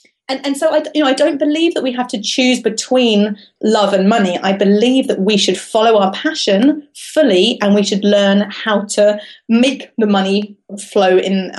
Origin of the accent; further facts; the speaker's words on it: London, United Kingdom; now in Cambridge, United Kingdom; I've created this life for myself in Cambridge, right? But I come from London.